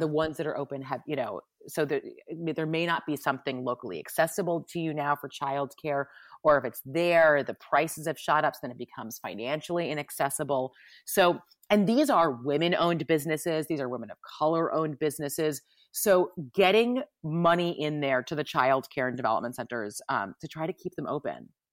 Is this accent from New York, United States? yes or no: yes; New York, United States; we're from New York